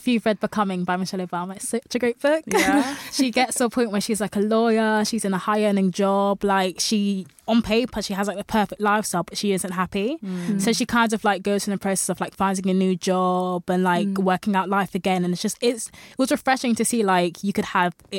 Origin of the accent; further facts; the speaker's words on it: London, United Kingdom; I grew up in London